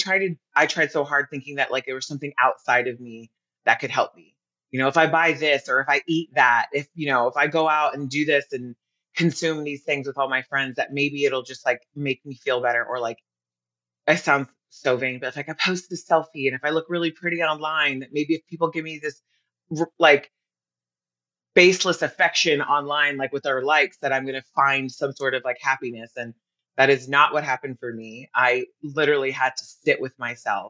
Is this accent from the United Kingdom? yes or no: no; United States; also born or lived in Sydney, Australia / Hawaii / Carlsbad, California; I was born in Sydney, Australia. I was raised in Hawaii. Then I grew up in Carlsbad, California. I've been on the coast my entire life.